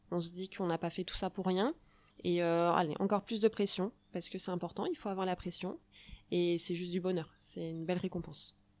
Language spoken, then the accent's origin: French; Charente, Nouvelle-Aquitaine, France; Il fallait qu'on revienne euh, chez nous en Charente